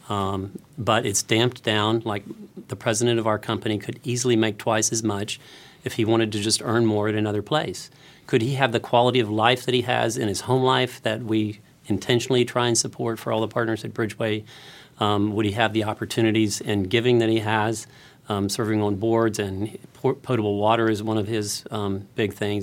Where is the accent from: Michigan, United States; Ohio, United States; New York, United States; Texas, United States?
Texas, United States; Houston; I come from Houston